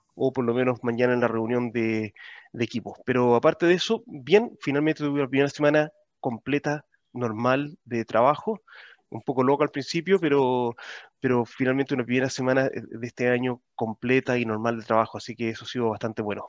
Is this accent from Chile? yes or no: yes; Chile; now in Auckland, New Zealand; como chileno en el extranjero